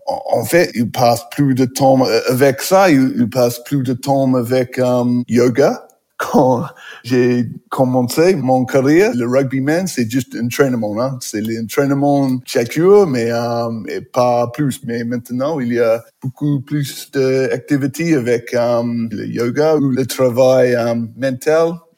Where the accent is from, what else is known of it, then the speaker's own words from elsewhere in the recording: New Plymouth, Taranaki, New Zealand; French is a second language; moved away; Je suis né à New Plymouth, c'est une ville, c'est pas petit, mais pas grande.